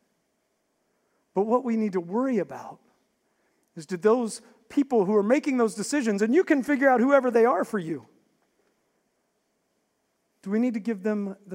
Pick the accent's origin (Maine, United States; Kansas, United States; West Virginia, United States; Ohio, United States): West Virginia, United States; I grew up in West Virginia